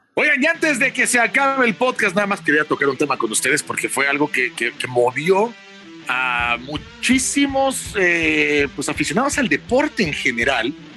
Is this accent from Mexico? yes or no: yes; Mexico